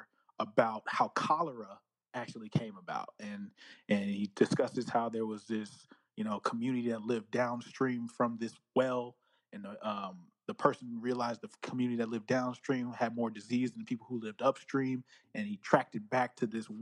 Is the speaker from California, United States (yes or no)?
yes; Northern California, United States; I'm from Northern California.